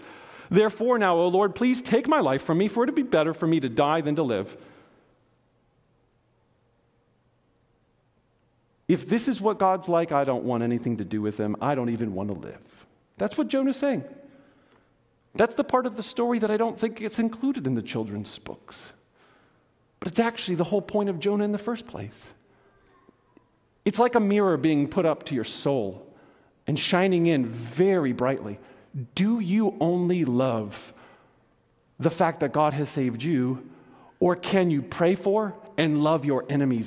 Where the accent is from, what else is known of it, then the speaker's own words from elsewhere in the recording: Johnson City, Tennessee, United States; I was born in Johnson City, Tennessee, in the United States of America.